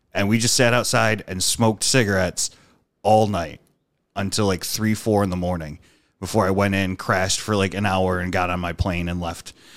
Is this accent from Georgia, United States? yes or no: no; Dunkirk, New York, United States; born or raised there